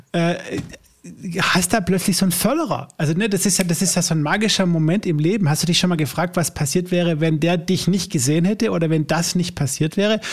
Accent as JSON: {"language": "German", "region": "Swabia", "country": "Germany", "said": "bei uns im Schwabenland"}